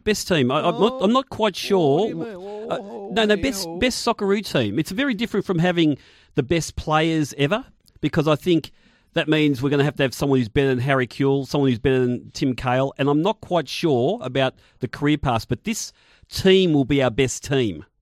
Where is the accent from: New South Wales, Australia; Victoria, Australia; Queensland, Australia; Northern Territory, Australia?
Victoria, Australia; Footscray; my local club was Footscray JUST because I'm obviously from the Footscray area